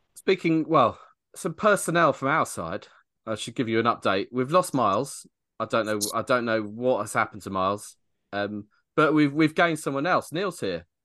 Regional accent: United Kingdom; we as British people

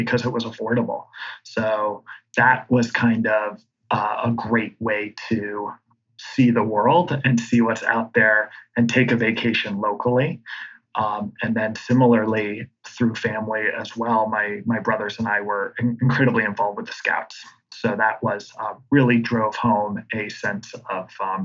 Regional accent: Vermont, United States; a local guy here, born and raised in Vermont

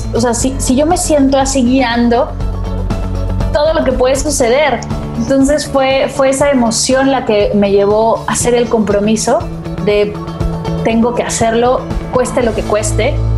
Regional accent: Mexico; moved away as an adult; now in Barcelona, Spain; Me mudé para acá, soy mexicana, pero me mudé para acá para estudiarla

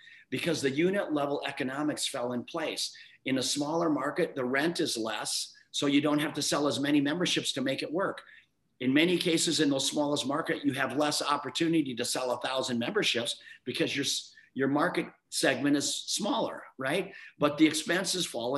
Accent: Midwest, United States; I grew up youngest of seven kids in a small town in the Midwest.

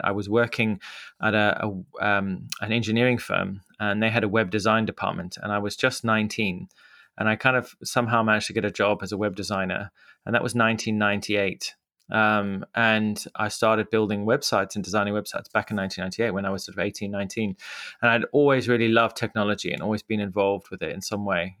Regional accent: Mutare, Manicaland, Zimbabwe; accent: Zimbabwean; moved away as an adult; now in London, United Kingdom; I grew up in Zimbabwe, which is a small country, landlocked country in southern Africa

